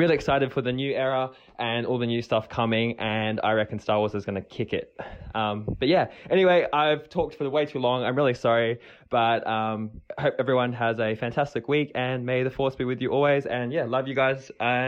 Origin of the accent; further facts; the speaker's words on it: New Zealand; now in Australia; aka the name I just said before. That's how you pronounce it. I am a Kiwi, but I'm living over in Aussie land. Hence, I don't have a Kiwi accent anymore.